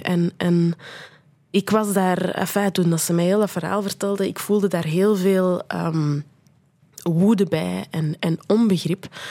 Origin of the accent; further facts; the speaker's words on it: Brussels, Brussels-Capital Region, Belgium; moved away; ik ben geboren in Brussel en, en, eh, en voor een stuk opgegroeid